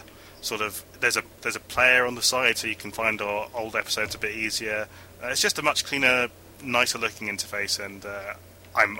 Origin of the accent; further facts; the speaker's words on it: United Kingdom; I'm British